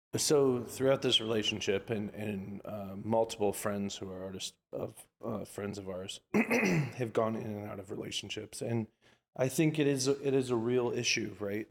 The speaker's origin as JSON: {"language": "English", "town": "Orlando", "region": "Florida", "country": "United States", "moved": "yes", "lives_now": "Los Angeles, United States", "said": "I'm from Orlando, Florida, technically"}